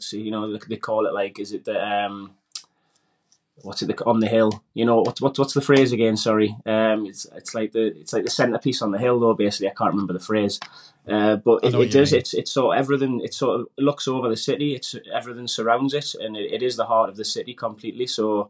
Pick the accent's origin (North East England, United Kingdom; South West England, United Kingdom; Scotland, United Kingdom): North East England, United Kingdom; Wallsend; Grew up in a small town, Walls End in Newcastle, and just basically grew up like everybody else in a normal sort of working class housing